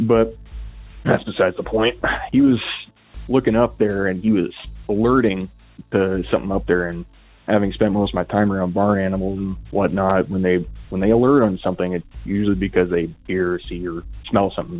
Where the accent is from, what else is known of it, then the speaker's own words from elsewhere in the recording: Northwest Washington, United States; I'm from Washington, Northwest Washington, to be specific.